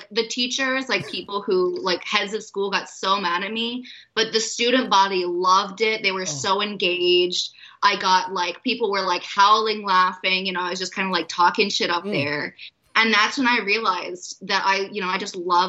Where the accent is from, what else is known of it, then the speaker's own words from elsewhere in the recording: Tennessee, United States; moved away as an adult; also born or lived in Boston; now in Montreal, Canada; living in Tennessee and what that was like growing up in the South